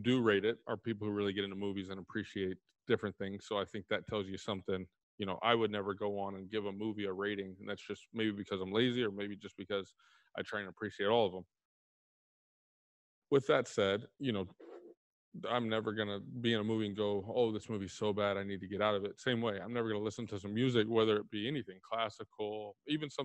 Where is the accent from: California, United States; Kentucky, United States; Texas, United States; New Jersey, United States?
Texas, United States; I'm from Texas, so grew up with a lot of country around me.